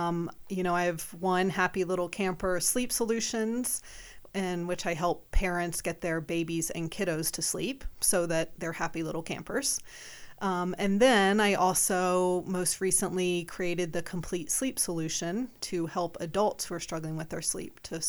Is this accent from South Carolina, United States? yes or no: yes; South Carolina, United States; moved away; Well, it was a lifestyle. I mean, I came from South Carolina, but I had gone to summer camp growing up.